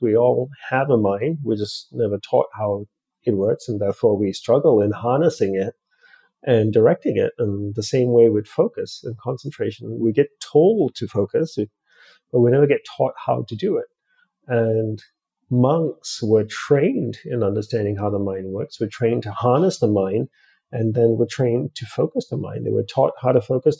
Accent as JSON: {"language": "English", "country": "Australia", "tie": "born or raised there", "also_born_or_lived": "Hawaii", "moved": "yes", "lives_now": "United States", "said": "I grew up in Australia, and instead of going back to Australia, I moved from Hawaii to the mainland U S."}